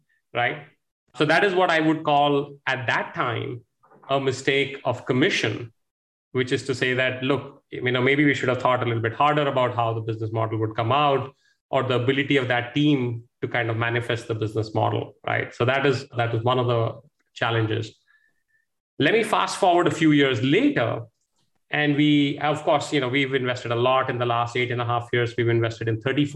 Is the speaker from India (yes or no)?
yes; India; moved away as an adult; also born or lived in United States; I grew up in India here, went to one of the IITs, went abroad to the US, stayed there for about 14 years. Came back to India in 2007.